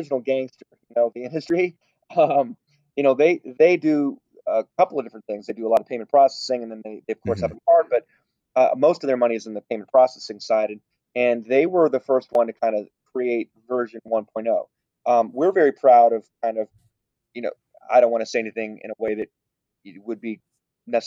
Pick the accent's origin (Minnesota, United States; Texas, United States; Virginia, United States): Texas, United States; Now, I was born in Texas. I'm a proud American, and I was born here